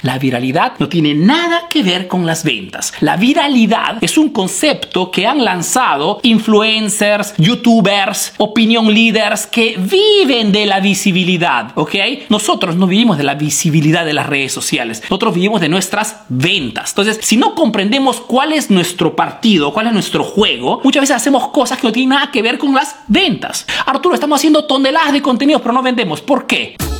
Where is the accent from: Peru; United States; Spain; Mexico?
Peru; now in Italy